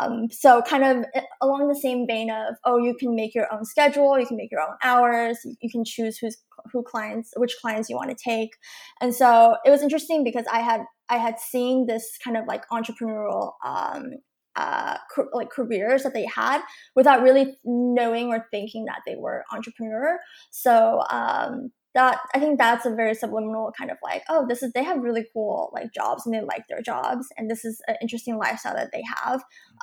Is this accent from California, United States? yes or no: yes; California, United States; So I was born in the Singapore Valley area, the 626, if you're kind of in the area and you know it, it's a very Asian community, but that's where I was born.